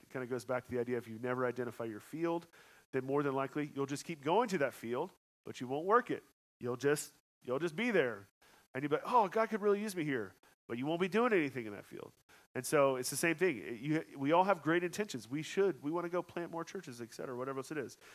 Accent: Georgia, United States; also born or lived in Colorado; now in Kansas City, United States; I'm from Georgia

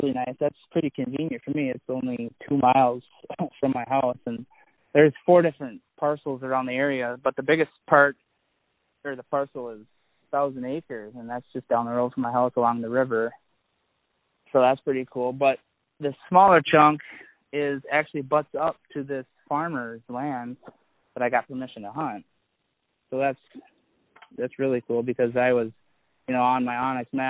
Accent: Annandale, Minnesota, United States; now in Osceola, Wisconsin, United States; I'm from Annandale, Minnesota.

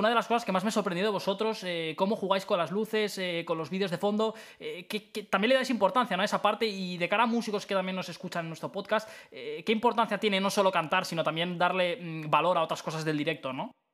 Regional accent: Spain; en nuestro país, seguramente en España

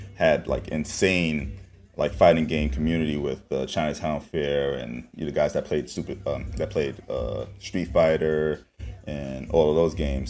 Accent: New York City, New York, United States; I'm from Harlem

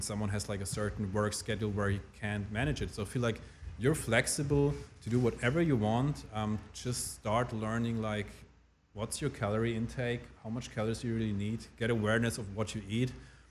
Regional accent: Germany; also born or lived in Switzerland; So this is why I preferred growing up in Germany more than Switzerland

